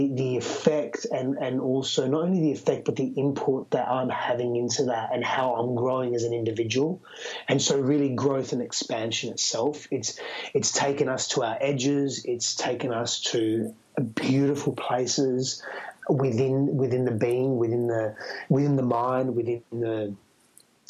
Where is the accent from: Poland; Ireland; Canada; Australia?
Australia; accent: Australian; now in United States